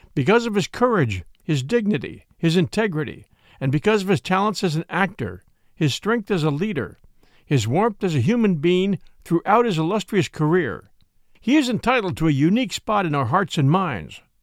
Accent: California, United States; moved away as an adult; also born or lived in Virginia; I grew up in California, I spent most of my adult life in Virginia

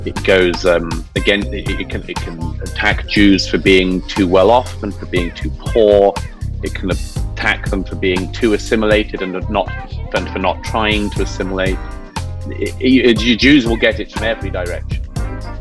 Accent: London, United Kingdom; when I was growing up in Britain in the 80s

